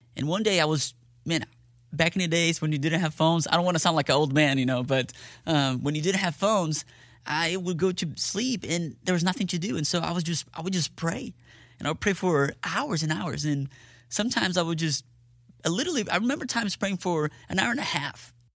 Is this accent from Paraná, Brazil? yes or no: yes; Curitiba, Paraná, Brazil; moved away as an adult; also born or lived in Dallas, Texas / Ennis, Texas; now in Fort Worth, United States; I was born in Dallas, Texas, but I grew up in Brazil.